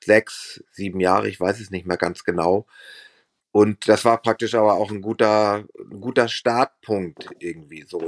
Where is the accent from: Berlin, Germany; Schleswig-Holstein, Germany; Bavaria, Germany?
Schleswig-Holstein, Germany; Rendsburg; now in Hamburg, Germany; da habe ich noch in meiner alten Heimatstadt in Rendsburg gewohnt.